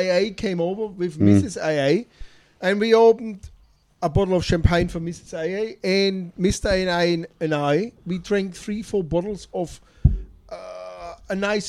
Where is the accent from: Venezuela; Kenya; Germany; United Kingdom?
Germany; now in Australia; Hello. I'm from Germany